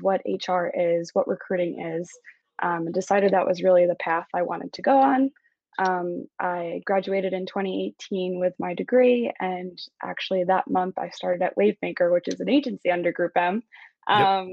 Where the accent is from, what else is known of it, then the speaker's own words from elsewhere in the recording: Long Island, New York, United States; I'm originally from Long Island, which is right outside of New York City